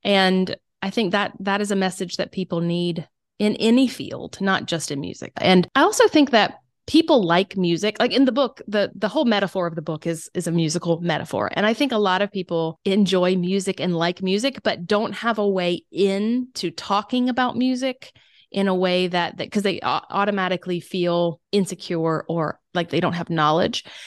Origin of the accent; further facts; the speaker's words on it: South Carolina, United States; accent: Southern; moved away; also born or lived in Germany; I am from South Carolina